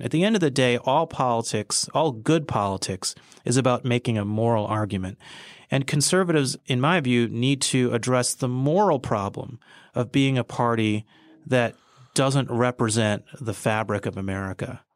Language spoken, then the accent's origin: English; United States; I was born here and I'm a citizen of the United States